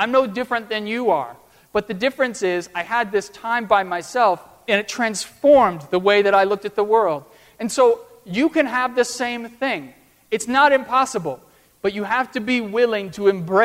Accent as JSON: {"language": "English", "country": "United States", "said": "I'm this student from America"}